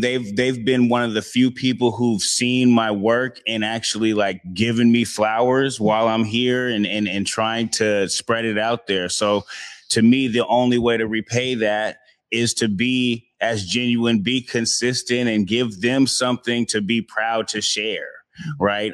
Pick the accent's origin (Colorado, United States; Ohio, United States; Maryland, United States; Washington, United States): Washington, United States; Seattle; I've been out here for my whole life, born and raised in Seattle